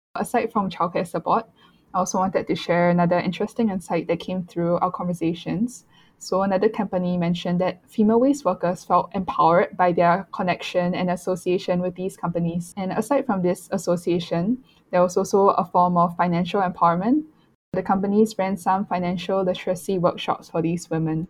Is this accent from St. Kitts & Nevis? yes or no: no; Singapore; growing up in Singapore, the use of single use plastics is very prevalent